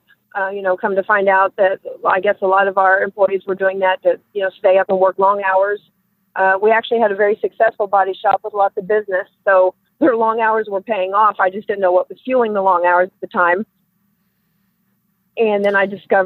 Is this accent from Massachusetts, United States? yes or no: no; Platte City, Missouri, United States; I grew up in Platte City, Missouri, which is a little farm town just north of Kansas City, Missouri